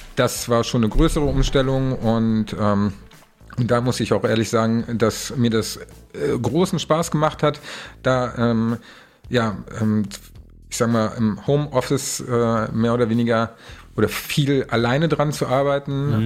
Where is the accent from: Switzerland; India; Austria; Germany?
Germany; Kassel, Hesse; moved away as an adult; now in Hamburg, Germany; in Kassel, also meine Heimat